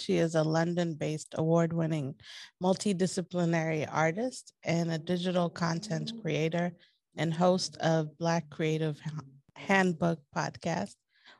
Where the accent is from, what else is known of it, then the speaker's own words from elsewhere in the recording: Ethiopia; moved away; also born or lived in Eritrea; I'm Eritrean. I grew up in Ethiopia. So my family is spread out all over the place or all around the world.